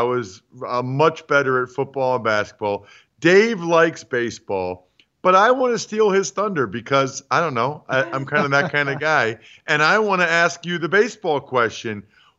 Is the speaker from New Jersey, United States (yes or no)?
no; Reading, Pennsylvania, United States; I'm from Reading.